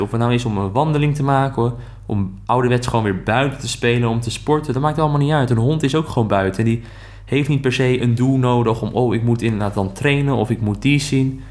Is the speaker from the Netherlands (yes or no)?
yes; Netherlands; wij dat als Nederlanders